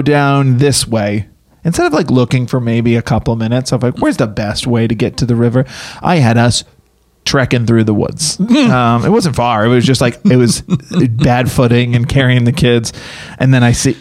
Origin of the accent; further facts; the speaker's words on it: Massachusetts, United States; I'm from Boston.